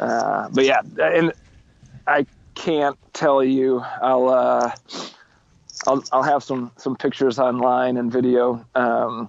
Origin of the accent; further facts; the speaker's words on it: Holland, Michigan, United States; I'm from Holland, which is on Lake Michigan